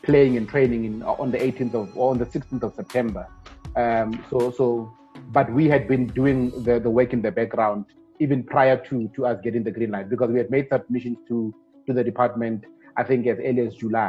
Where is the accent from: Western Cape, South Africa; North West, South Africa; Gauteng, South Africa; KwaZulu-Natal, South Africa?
North West, South Africa; Rustenburg; Born and bred in Rustenburg in the Northwest Province